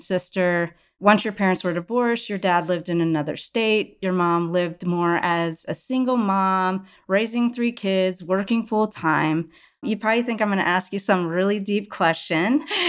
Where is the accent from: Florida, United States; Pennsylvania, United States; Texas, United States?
Texas, United States; outside Houston and Dallas; I was also born and raised in Texas outside Houston and Dallas